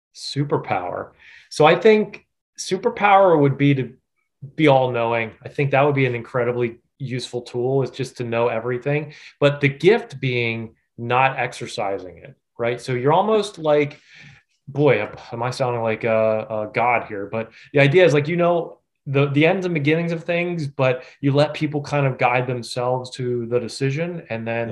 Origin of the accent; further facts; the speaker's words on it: Lancaster County, Pennsylvania, United States; I was born and raised in Lancaster County